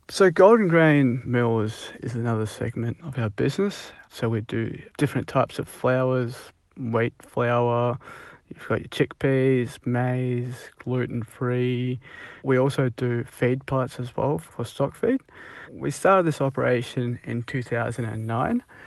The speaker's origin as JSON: {"language": "English", "region": "Punjab", "country": "India", "moved": "yes", "lives_now": "Australia", "said": "we're from Punjab and India"}